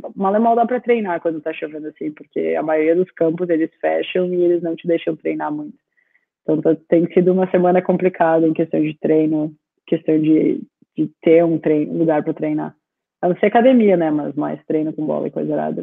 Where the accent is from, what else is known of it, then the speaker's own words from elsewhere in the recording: Rio Grande do Sul, Brazil; moved away as an adult; now in Australia; Mesmo sendo gaúcha